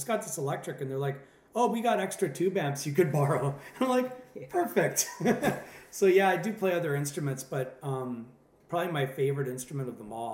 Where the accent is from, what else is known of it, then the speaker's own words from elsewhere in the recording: Pinawa, Manitoba, Canada; moved away as an adult; also born or lived in Toronto; now in Monterey, United States; I started out when I was a kid in Pinawa, Manitoba